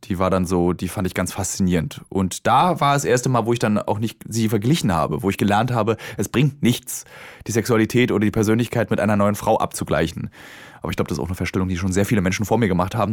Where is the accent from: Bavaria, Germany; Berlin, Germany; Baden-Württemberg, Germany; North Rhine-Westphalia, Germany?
Berlin, Germany; also born or lived in Hamburg; als Berliner hat man ja ein soziales Umfeld in Berlin